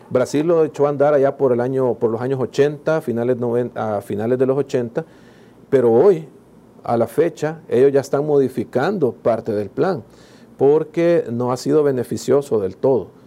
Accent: El Salvador; Como buen salvadoreño

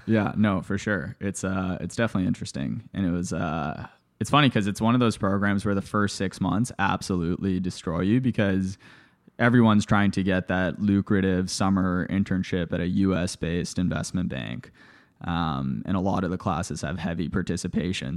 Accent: Toronto, Ontario, Canada; also born or lived in Bulgaria / Johannesburg, South Africa / Los Angeles, United States; I grew up in Canada, to, to your earlier point. I was born in Bulgaria. After Bulgaria, my family moved to South Africa, lived in Johannesburg for a few years, and then after that, moved to Toronto, Canada

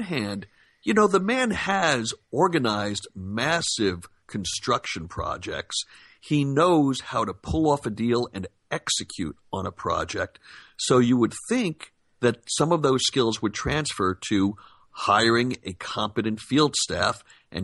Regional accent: Los Angeles, California, United States; I'm from Los Angeles

